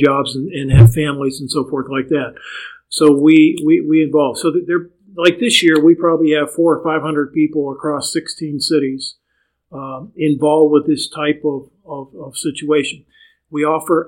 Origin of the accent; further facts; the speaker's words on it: Pittsburgh, Pennsylvania, United States; now in Charlotte, United States; I'm from Pittsburgh originally